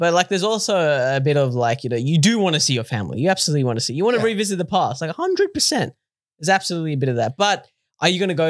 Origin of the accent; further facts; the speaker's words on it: Australia; I come from Australia.